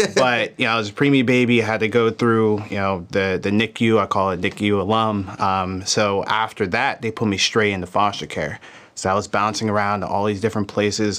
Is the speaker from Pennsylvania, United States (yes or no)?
yes; Philadelphia, Pennsylvania, United States; I was born in Philadelphia, Pennsylvania